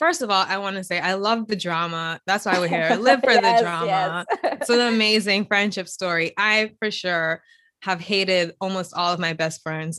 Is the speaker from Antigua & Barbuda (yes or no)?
yes; Antigua & Barbuda; I'm from the Caribbean. I'm from Antigua.